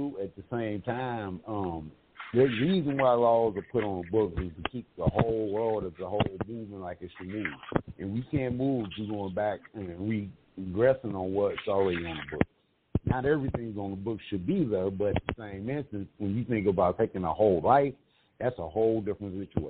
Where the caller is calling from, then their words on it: Mesa, Arizona, United States; CEO. I'm calling from Sunny Mesa, Arizona.